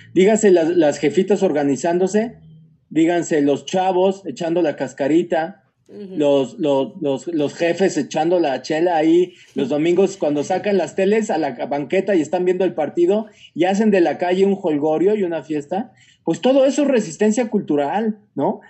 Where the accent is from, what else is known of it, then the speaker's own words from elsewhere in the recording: Mexico; moved away as an adult; also born or lived in South America; Como mexicanos